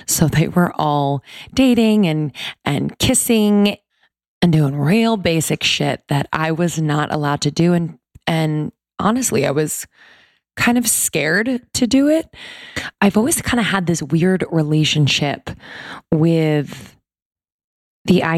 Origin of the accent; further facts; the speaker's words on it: East Coast, United States; So I grew up on the East Coast.